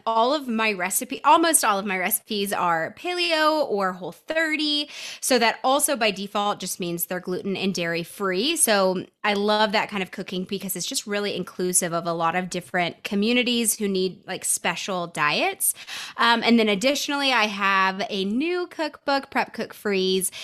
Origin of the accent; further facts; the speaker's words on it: Nashville, Tennessee, United States; now in Denver, United States; I grew up in Nashville. So I grew up in the Southeast, but I currently reside in Denver, Colorado